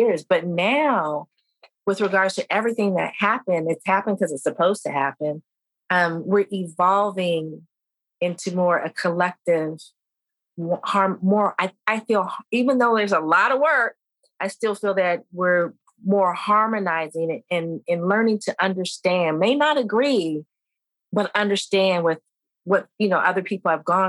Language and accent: English; Vietnam; when I was growing up in Vietnam, we were hearing it. We only had 4 or 5 channels at that time, but we were hearing it on the radio if your parents had it on or something like that.